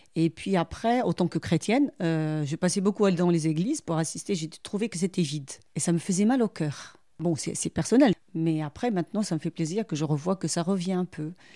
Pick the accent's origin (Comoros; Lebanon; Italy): Lebanon; moved away as an adult; now in France; Moi, en tant que Libanaise et une femme